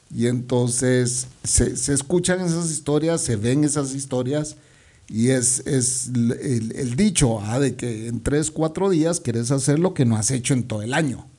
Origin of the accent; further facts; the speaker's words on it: Guatemala City, Guatemala Department, Guatemala; el centro comercial de mi vecindario, pues, donde yo crecí